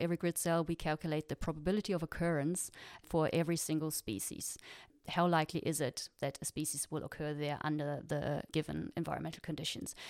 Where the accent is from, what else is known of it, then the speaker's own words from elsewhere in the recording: Freiburg, Baden-Württemberg, Germany; moved away as an adult; also born or lived in New Zealand; I'm from Freiburg